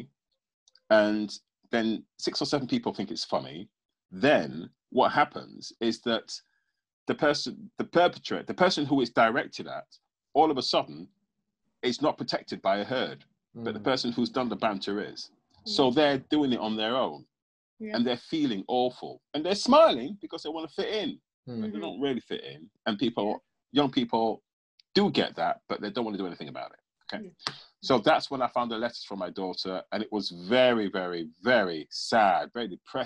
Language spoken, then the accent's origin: English; England, United Kingdom; growing up in England and being English, but having my West Indian heritage